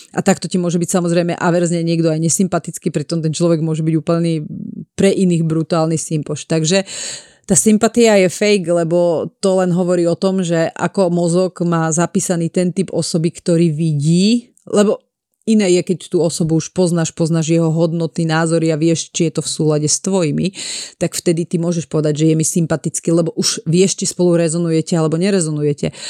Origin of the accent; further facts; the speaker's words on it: Piešťany, Trnava Region, Slovakia; now in Bratislava, Slovakia; ja som z Piešťan a my sme hovorili, idem pri školu